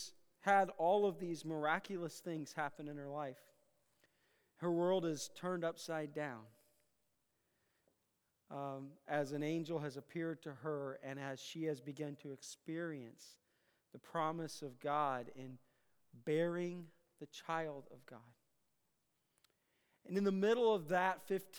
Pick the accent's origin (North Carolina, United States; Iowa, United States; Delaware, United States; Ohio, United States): Iowa, United States; I grew up in Iowa